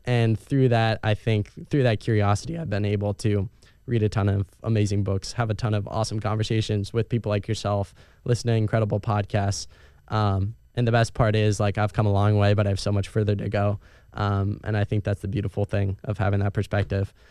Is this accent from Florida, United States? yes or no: no; Erie, Pennsylvania, United States; growing up in Erie, Pennsylvania